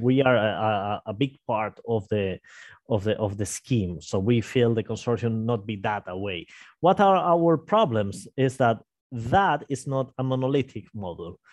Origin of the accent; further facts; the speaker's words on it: Santander, Cantabria, Spain; moved away as an adult; now in Madrid, Spain; I was working in my hometown of Santander